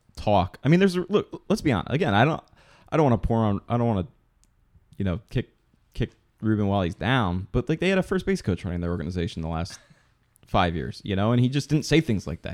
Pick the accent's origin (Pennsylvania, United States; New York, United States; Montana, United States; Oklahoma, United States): Pennsylvania, United States; the Poconos; I'm from the Poconos